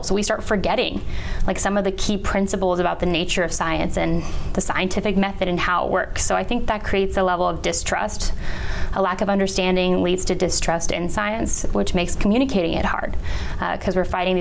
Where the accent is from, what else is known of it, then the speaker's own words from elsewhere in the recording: just south of San Francisco, Bay Area of California, United States; moved away as an adult; also born or lived in San Luis Obispo, California; now in Florida, United States; I was born and raised right by San Francisco.